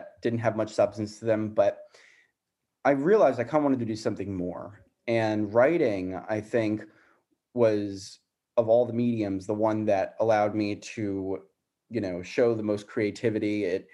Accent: South Florida, United States; also born or lived in Arizona; I grew up in Florida

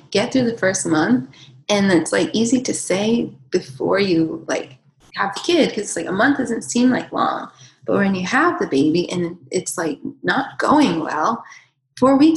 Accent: Southern United States, United States; up in the South, it was like I was like I was like the weird one for not eating those foods

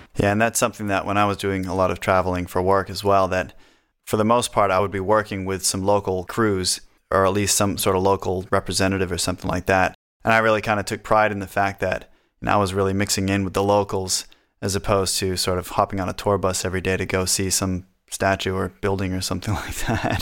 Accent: New Hampshire, United States; we're from New Hampshire, which has no state sales tax or income tax

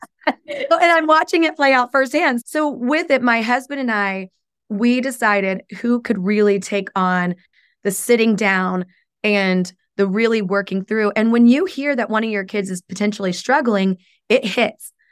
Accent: Oklahoma, United States; now in Chicago, United States; I came from Oklahoma, so it's very different than how I was raised

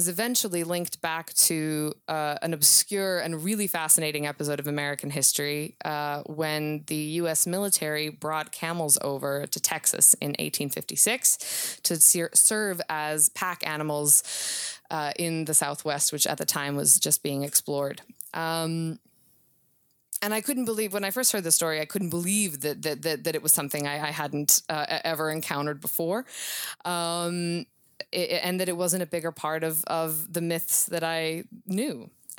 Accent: Serbia; Even though I grew up in the former Yugoslavia. And I grew up on sort of classic cowboy Westerns

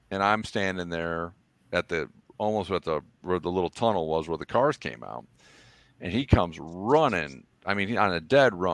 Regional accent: Toledo, Ohio, United States; I'm wearing my

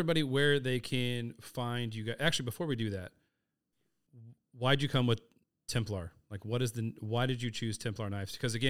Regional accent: Texas, United States; You're like, no, I don't know. I'm from Texas.

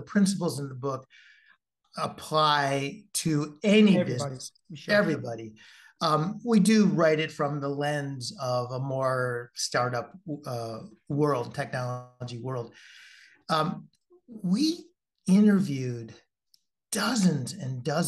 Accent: Midwest, United States; I'm from the Midwest

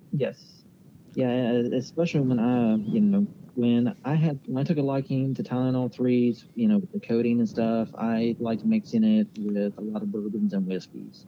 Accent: Lesage, West Virginia, United States; I grew up uh, here in Lesage, so, you know, pretty local little spot right outside of Huntington along Route 2

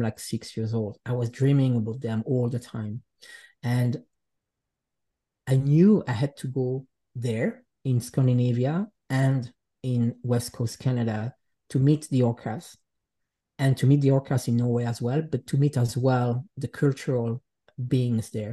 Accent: Les Chenevières, Jura, Switzerland; English is a second language; moved away; also born or lived in Geneva, Switzerland / Gothenburg, Sweden; I really grew up into this, it's a special place. It's a small village, which is called Les Chenevières

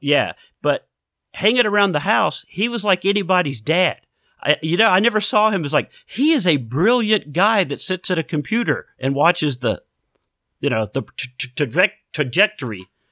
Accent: Houston, Texas, United States; down around Houston, yeah, Texas

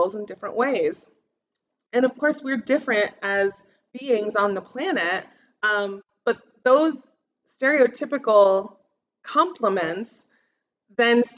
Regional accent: United States; I stand out as an American

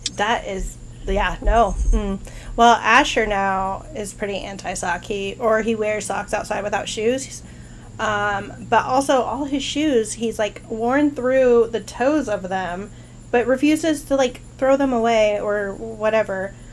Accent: Idaho, United States; I grew up in Idaho

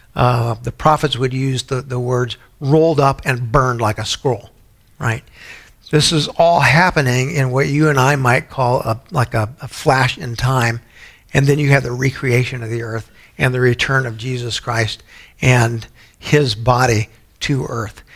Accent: San Antonio, Texas, United States; growing up in San Antonio, I had a lot of Baptist friends

